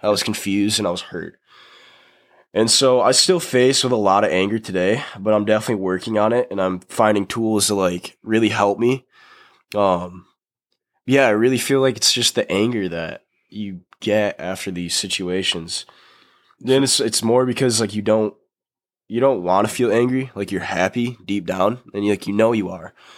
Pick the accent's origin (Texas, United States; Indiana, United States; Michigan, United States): Michigan, United States; Grand Rapids; I grew up in Grand Rapids, Michigan